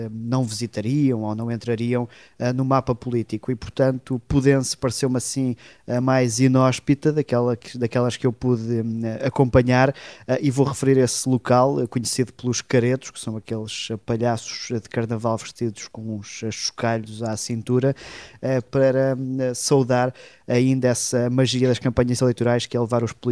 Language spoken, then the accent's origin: Portuguese; Almeirim, Santarém District, Portugal; da minha cidade natal, que é Almeirim